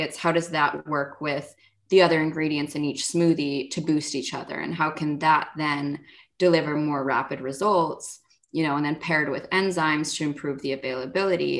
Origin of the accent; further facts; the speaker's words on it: Los Angeles, California, United States; also born or lived in Berkeley; growing up in Los Angeles